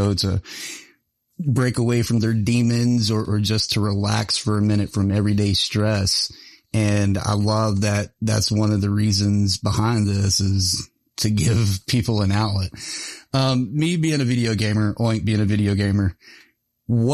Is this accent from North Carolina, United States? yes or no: yes; Mount Airy, North Carolina, United States; I grew up just outside of Mayberry, Mount Airy, North Carolina